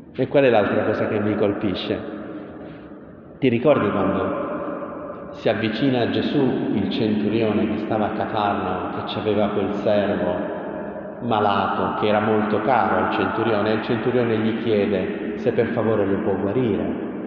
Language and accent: Italian; Taranto, Apulia, Italy; dalle mie parti a Taranto